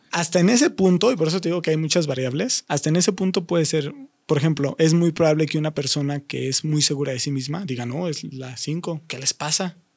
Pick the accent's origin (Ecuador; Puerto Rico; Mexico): Mexico; nosotros como mexicanos